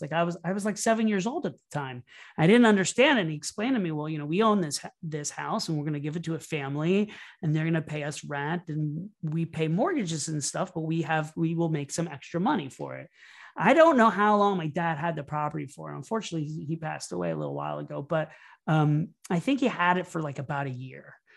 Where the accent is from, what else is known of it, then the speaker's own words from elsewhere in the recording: Orlando, Florida, United States; moved away as an adult; also born or lived in New York City; I started off growing up in Orlando, Florida, and I moved to New York City